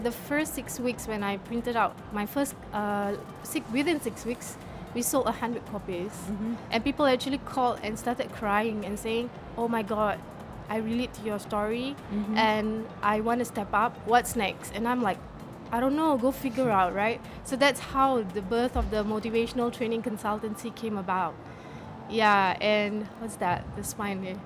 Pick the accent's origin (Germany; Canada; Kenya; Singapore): Singapore; I'm from Singapore